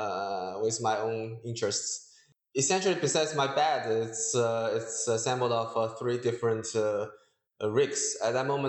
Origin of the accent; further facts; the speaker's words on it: Hangzhou, Zhejiang, China; moved away as an adult; also born or lived in United States; I was originally born and raised in China, Hangzhou, and I went to school in States